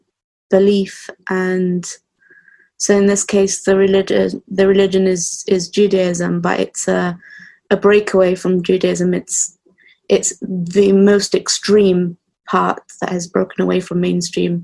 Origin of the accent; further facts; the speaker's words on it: London, United Kingdom; I'm … from London.